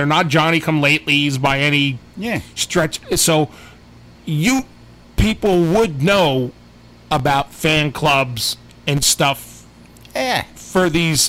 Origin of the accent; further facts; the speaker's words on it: New Jersey, United States; Yeah, we're from North Jersey.